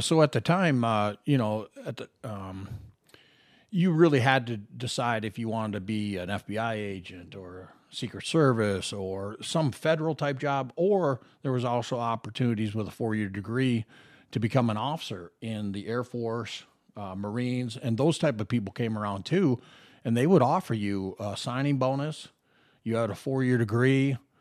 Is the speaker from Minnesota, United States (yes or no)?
yes; Minnesota, United States; moved away as an adult; now in Las Vegas, United States; young kid growing up in the Midwest in Minnesota